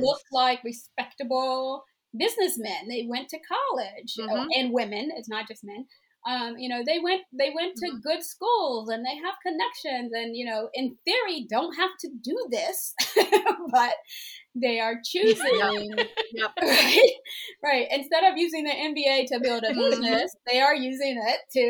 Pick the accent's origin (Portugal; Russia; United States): United States; Maryland; I'm from Maryland